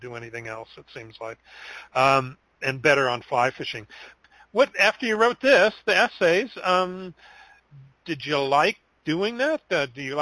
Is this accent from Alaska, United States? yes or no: yes; Alaska, United States; I grew up in Alaska and fished for salmon